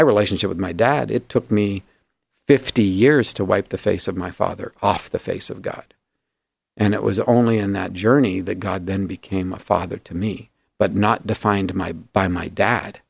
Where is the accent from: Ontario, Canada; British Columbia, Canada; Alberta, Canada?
Alberta, Canada; Grande Prairie; actually south of where I was born in Grand Prairie